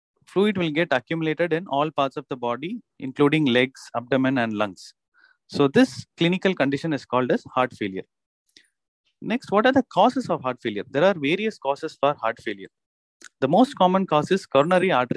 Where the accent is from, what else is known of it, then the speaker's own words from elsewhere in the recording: Chennai, Tamil Nadu, India; I am from Chennai. I am an interventional cardiologist practicing in Chennai